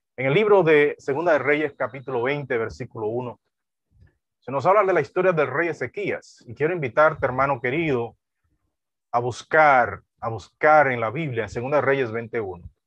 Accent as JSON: {"language": "Spanish", "town": "Duvergé", "region": "Independencia", "country": "Dominican Republic", "tie": "born or raised there", "said": "nací en esa región"}